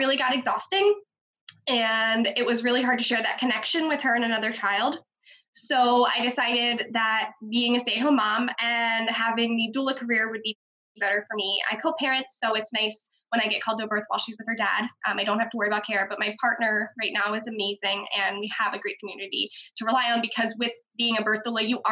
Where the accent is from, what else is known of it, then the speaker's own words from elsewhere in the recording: Baltimore, Maryland, United States; now in Forest Hill, United States; where I grew up, which is Arcadia, Lauraville area in Hamilton, Baltimore City